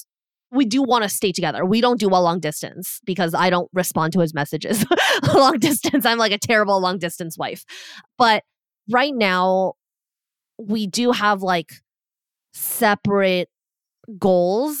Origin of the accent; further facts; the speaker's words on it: Canada; So we're both Canadian